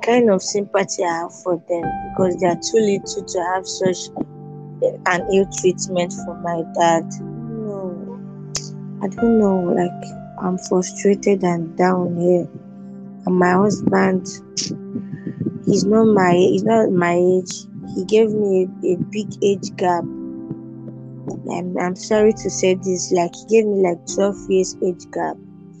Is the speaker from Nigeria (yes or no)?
yes; Igbo, Igboland, Nigeria; we are from Igbo tribe.